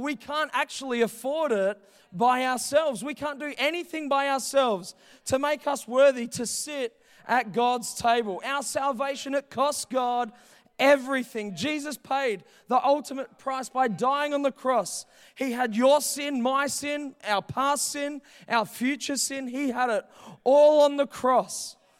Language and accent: English; Heathridge, Western Australia, Australia; I grew up in Heathridge, like, three minutes away. I was born in Joondalup Hospital.